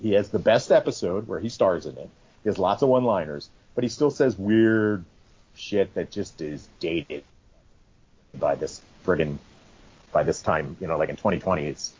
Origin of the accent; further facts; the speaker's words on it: Boston, Massachusetts, United States; I'm from Boston. This is how people from Boston talk.